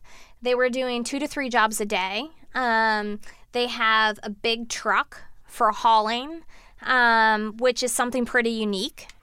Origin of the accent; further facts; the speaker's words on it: East Coast, United States; moved away as an adult; also born or lived in Boston; now in San Francisco, United States; I was from the East Coast